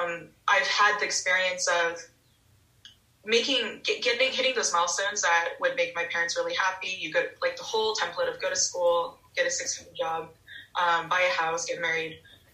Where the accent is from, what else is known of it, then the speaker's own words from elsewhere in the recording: Los Angeles, California, United States; also born or lived in Hong Kong; So, yeah, I was born in California, 4 months old, moved straight to Hong Kong. So from a really early age, I lived in two vastly different worlds, spent 5 years in Hong Kong, where most of my family is.